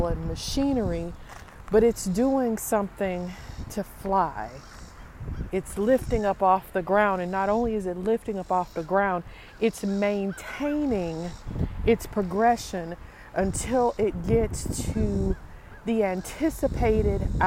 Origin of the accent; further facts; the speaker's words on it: Appalachia, United States; I'm from Appalachia